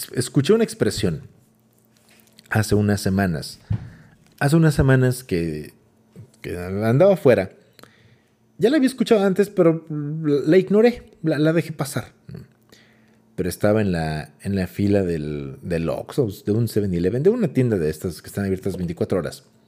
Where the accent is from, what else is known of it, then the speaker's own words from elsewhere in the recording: Mexico; somos mexicanos